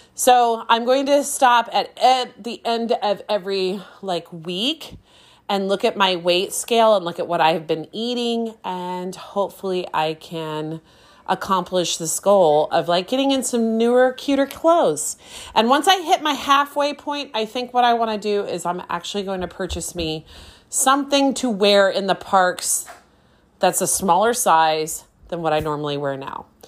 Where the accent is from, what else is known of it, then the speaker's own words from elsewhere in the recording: Anaheim, California, United States; I grew up in Anaheim. I grew up right near Disneyland